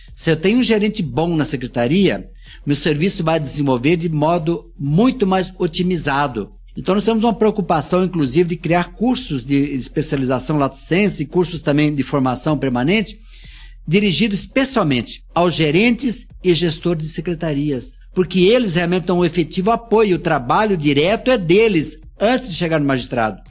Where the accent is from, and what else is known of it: South Region, Brazil; born or raised there; now in Minas Gerais, Brazil